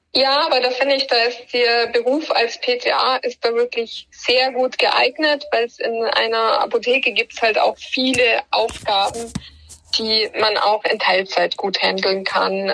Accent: Bavaria, Germany; bei uns in Bayern

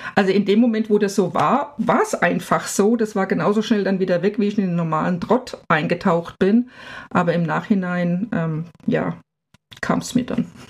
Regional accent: village about 20 km from Frankfurt, Hesse, Germany; moved away as an adult; now in Freiburg, Germany; Frankfurt ist ungefähr 20 Kilometer weg, aber tiefstes Land

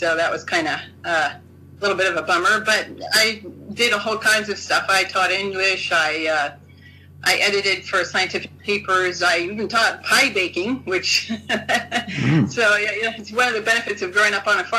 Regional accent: Idaho, United States; moved away as an adult; also born or lived in Oregon / Tokyo; now in Japan; I grew up in Idaho, as you said, on a potato farm.

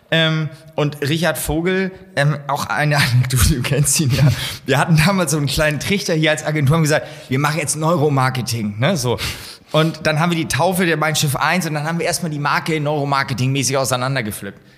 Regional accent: Hamburg, Germany; als Hamburger

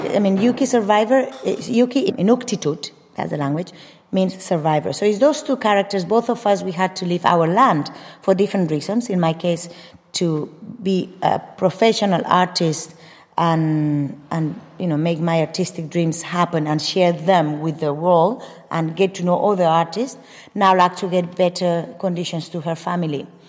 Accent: Mallorca, Balearic Islands, Spain; English is a second language; moved away; also born or lived in Madrid; Nací en Madrid, crecí en Mallorca.

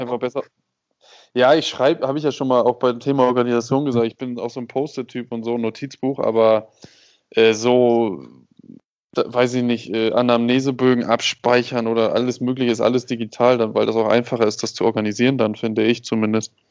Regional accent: Germany; Ich bin, ich bin Deutscher, habe eine deutsche Ausbildung

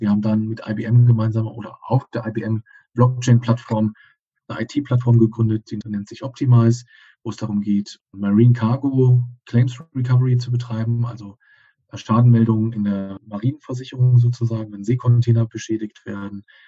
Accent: Cologne, North Rhine-Westphalia, Germany; moved away as an adult; also born or lived in Berlin; wieder rein ins Rheinland an dem Standort, wo ich groß geworden bin, in Köln. Ich bin gebürtiger Kölner

